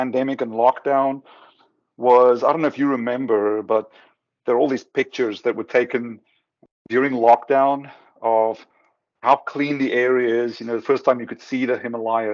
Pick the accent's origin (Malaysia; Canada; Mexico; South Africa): South Africa; moved away; I'm from South Africa originally.